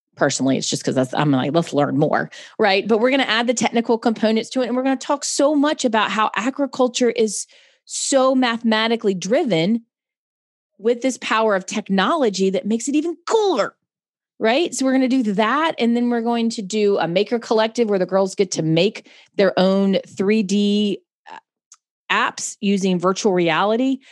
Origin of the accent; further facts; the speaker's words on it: Charlotte, North Carolina, United States; I'm from Charlotte, North Carolina